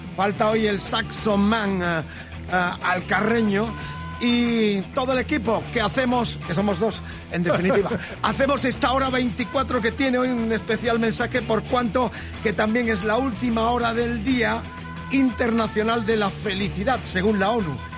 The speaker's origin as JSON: {"language": "Spanish", "country": "Spain"}